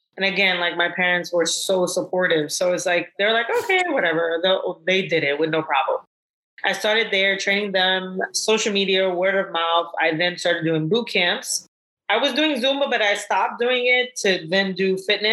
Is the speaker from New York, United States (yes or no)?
yes; New York City, New York, United States; where I grew up in Brooklyn